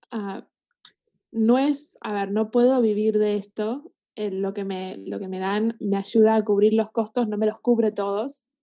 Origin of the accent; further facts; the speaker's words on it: Canada; now in Argentina; Sí, sí, yo, a ver, soy canadiense, vivía acá hace un montón de tiempo y me gusta mucho Canadá y, y todo eso, pero yo también me siento más argentina que canadiense.